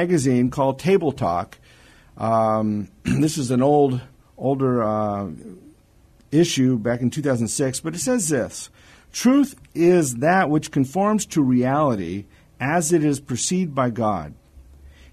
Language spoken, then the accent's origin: English; California, United States; also born or lived in Hawaii; I was born in California